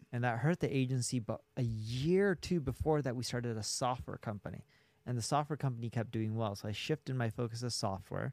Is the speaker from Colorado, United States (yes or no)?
no; Orange County, California, United States; moved away as an adult; now in Las Vegas, United States; I grew up in Orange County, California